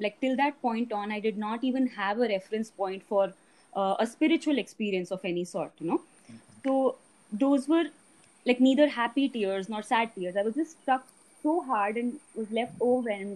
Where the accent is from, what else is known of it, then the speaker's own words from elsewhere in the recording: Delhi, India; also born or lived in Uttarakhand; I was born and brought up in Delhi, but I did spend a considerable amount of time in the hills growing up